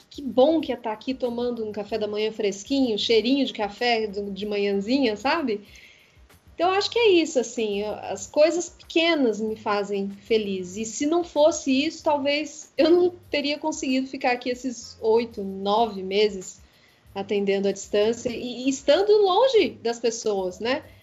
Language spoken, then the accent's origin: Portuguese; Poços de Caldas, Minas Gerais, Brazil; now in São Paulo, Brazil; A Poços de Caldas, que é a cidade onde eu nasci, é uma cidade montanhosa